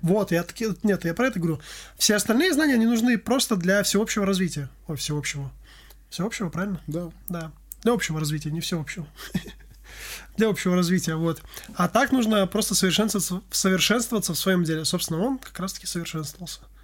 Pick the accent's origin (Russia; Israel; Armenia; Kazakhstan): Armenia; я армянин